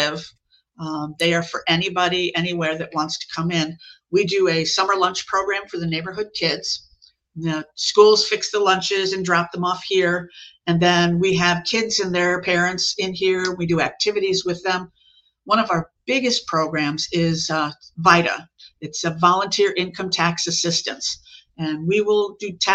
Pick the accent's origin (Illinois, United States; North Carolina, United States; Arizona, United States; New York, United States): Illinois, United States; Chicago; moved away as an adult; also born or lived in South Lee County, Florida; now in Lee County, United States; I'm from Chicago, but I've been down here for 35 years now